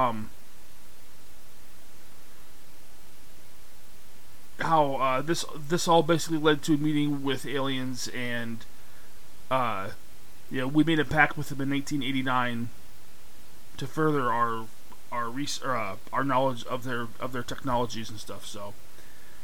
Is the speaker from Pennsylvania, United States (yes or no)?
yes; Pennsylvania, United States; my home state, which is Pennsylvania.